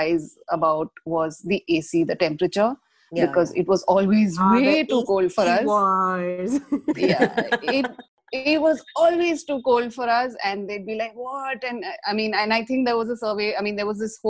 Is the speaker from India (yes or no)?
yes; Pune, Maharashtra, India; The house I grew up in Pune